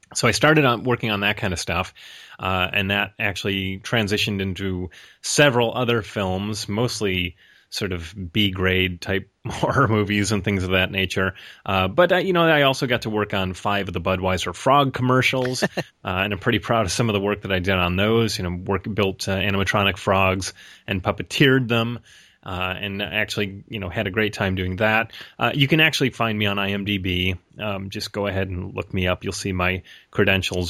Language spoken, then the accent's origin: English; Rochester, New York, United States; also born or lived in Los Angeles; now in Portland, United States; I'm originally from Rochester, New York